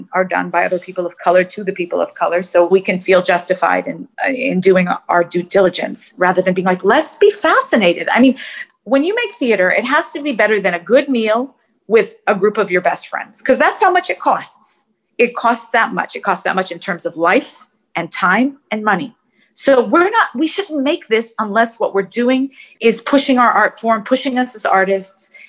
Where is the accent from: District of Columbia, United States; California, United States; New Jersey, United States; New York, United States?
California, United States; San Francisco; I'm from San Francisco